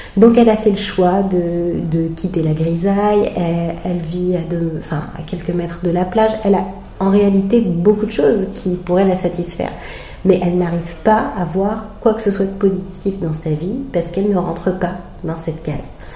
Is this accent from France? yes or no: yes; France; je suis française, je suis née avec tel et tel parent